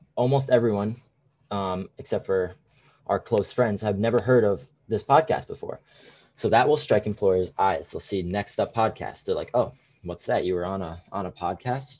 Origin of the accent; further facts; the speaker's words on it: Connecticut, United States; I am a sophomore at Fairfield, and I am from Connecticut